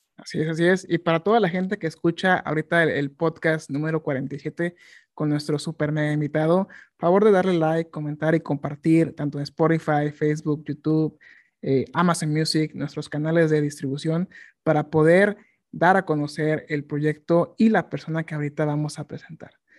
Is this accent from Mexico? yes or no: yes; Mexico; nosotros como mexicanos